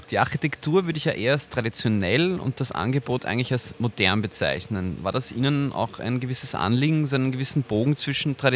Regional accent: Vienna, Austria; wir würden als Wiener

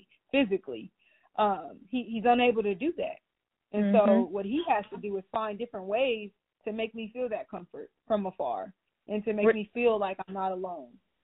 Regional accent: East Palo Alto, California, United States; I'm from East Palo Alto, California

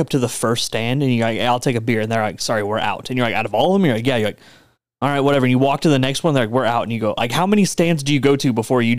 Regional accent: Texas, United States; also born or lived in Houston; I'm also from Texas

